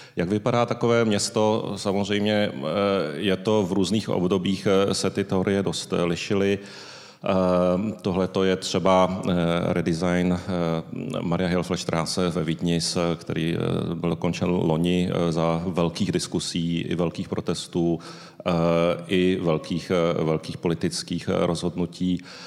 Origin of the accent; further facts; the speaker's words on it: Tokyo, Japan; now in Prague, Czechia; Narodil jsem se v Tokiu